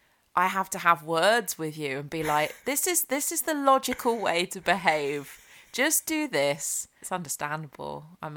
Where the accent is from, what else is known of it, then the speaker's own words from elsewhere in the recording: United Kingdom; We're British, we do talk about the weather quite a lot.